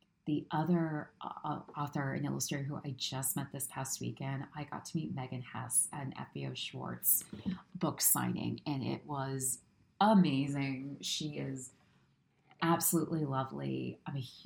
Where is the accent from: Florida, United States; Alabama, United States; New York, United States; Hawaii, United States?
New York, United States; as a New Yorker.